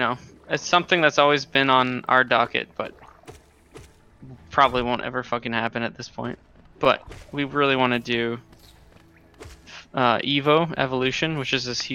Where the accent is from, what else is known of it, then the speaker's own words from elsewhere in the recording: Boston, Massachusetts, United States; I grew up, born and raised in Boston, Hyde Park